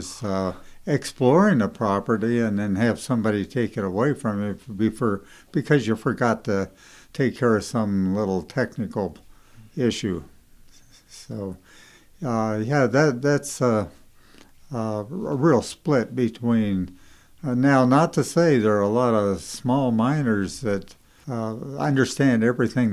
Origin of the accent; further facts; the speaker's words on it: Idaho, United States; I was from Idaho